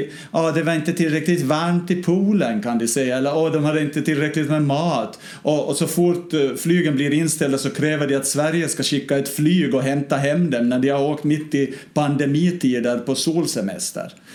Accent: Ostrobothnia, Finland; nära mina hemtrakter i Österbotten

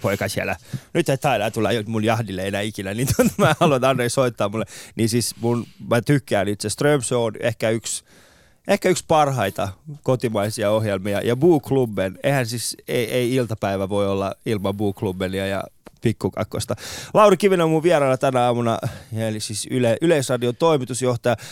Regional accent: Iran; now in Finland; mä oon Iranista

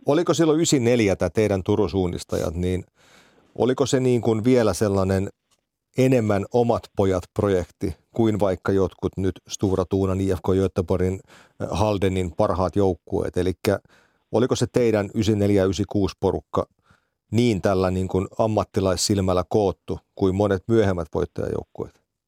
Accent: Finland; kotikaupunkini seura Rastikarhut

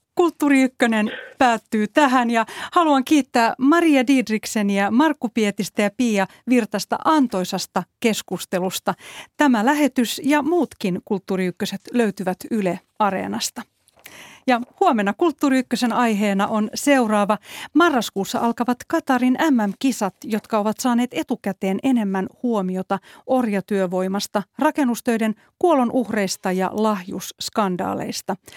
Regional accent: Helsinki, Uusimaa, Finland; Asuin itse lapsena Töölössä Helsingissä

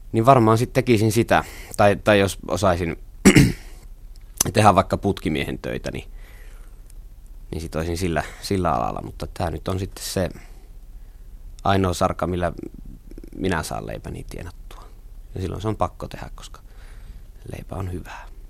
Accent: Nilsiä, North Savo, Finland; born or raised there; accent: Savo dialect

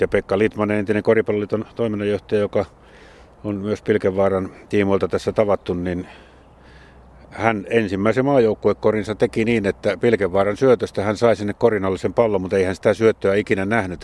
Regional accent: Jyväskylä, Central Finland, Finland; Jyväskylässä nimenomaan, josta olen kotoisin

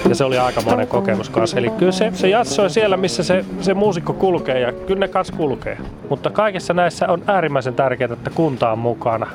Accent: Iisalmi, North Savo, Finland; moved away as an adult; now in Helsinki, Finland; oon täältä Iisalmesta kotoisin ja mä oon oikein kotiseudun rakas

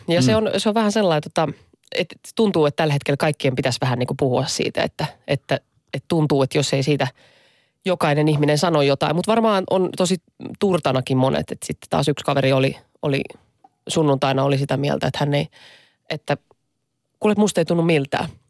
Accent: Lahti, Päijät-Häme, Finland; mä oon lähestä kotoisin

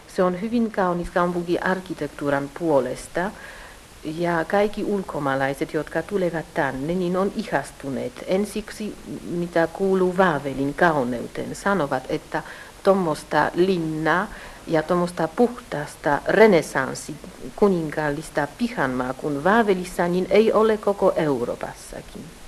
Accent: Warsaw, Masovian Voivodeship, Poland; now in Kraków, Poland; Minä olen syntynyt Puolassa, Varsovassa. Äiti oli suomalainen.

